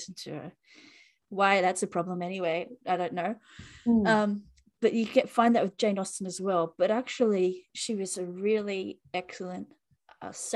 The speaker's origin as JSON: {"language": "English", "country": "Australia", "said": "as an Australian citizen."}